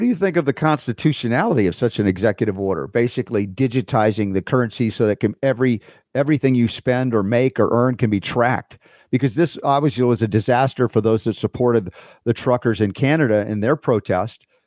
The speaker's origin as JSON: {"language": "English", "country": "United States", "tie": "born or raised there", "said": "I'm an American. I've been here my whole life."}